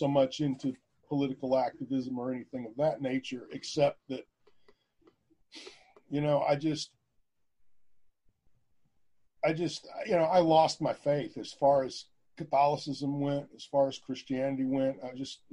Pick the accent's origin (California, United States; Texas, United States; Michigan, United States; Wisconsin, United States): Texas, United States; Houston; also born or lived in San Marcos, Texas; I grew up in Houston. I mean, I was born in Houston